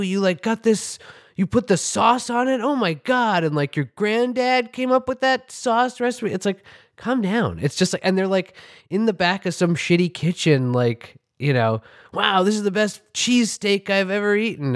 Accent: New York City, New York, United States; I grew up on, in Manhattan on the Upper West Side

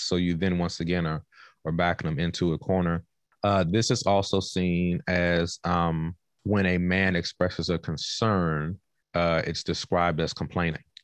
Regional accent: Washington, District of Columbia, United States; moved away; also born or lived in North Carolina / Oklahoma / California; I am originally from Southeast Washington, D C

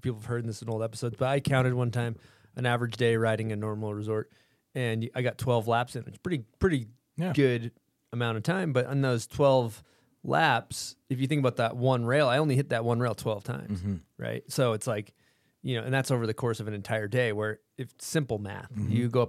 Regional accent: East Coast, United States; We're from the East Coast. We're just dickheads.

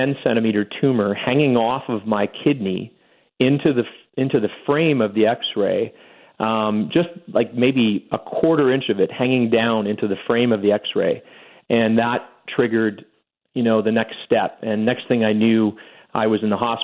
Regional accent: Winnipeg, Manitoba, Canada; moved away as an adult; now in Calgary, Canada; I'm from Winnipeg for sure. I'm one of those guys always crusading about how special my upbringing was. And I have to say, I learned everything in Winnipeg

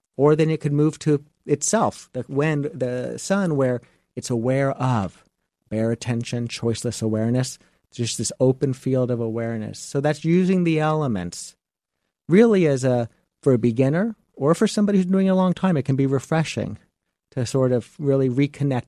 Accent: Miami Beach, Florida, United States; I come from South Beach

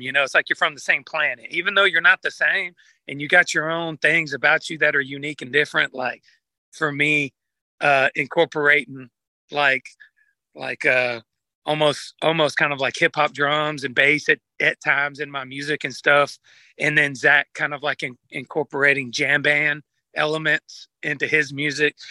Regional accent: Georgia, United States; I'm from Georgia

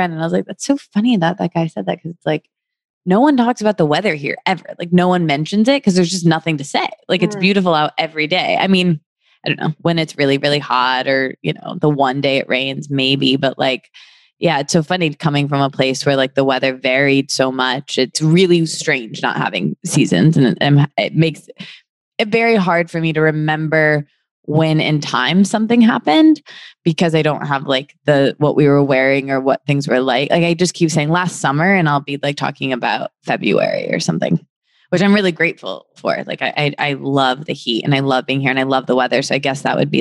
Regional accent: Midwest, United States; now in Los Angeles, United States; I'm from the Midwest where it's cold all the time

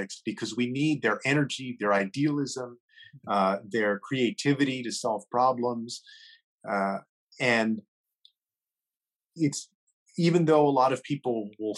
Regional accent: San Antonio, Texas, United States; here in my hometown

